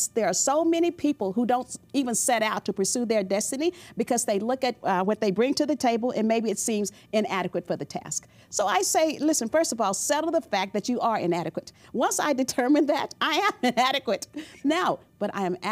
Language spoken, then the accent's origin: English; the South, United States; I grew up in the South